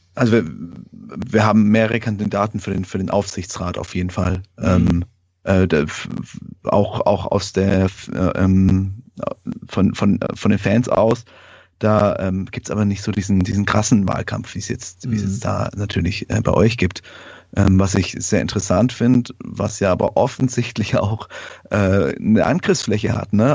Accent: Nuremberg, Bavaria, Germany; als Nürnberger der Stadt mit den meisten Brauereien

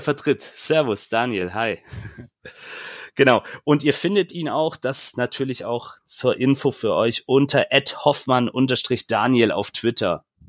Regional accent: Böblingen district, Baden-Württemberg, Germany; Ich komme nämlich aus Böblingen

